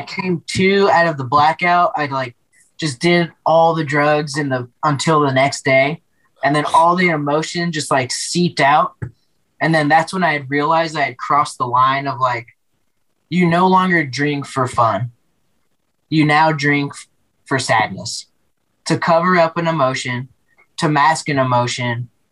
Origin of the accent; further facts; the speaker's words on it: Denver, Colorado, United States; also born or lived in Yonkers, New York; I grew up in Denver